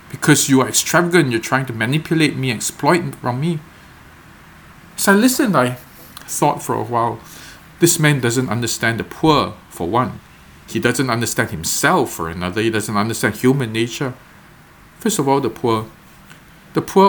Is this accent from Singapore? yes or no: yes; Singapore; I was not born in Singapore in the security of this home in a middle-class family